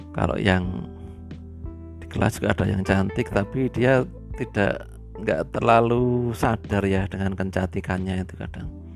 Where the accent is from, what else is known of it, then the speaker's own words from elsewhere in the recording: Purworejo, Central Java, Indonesia; saya dari Bayan ya, dari Bayan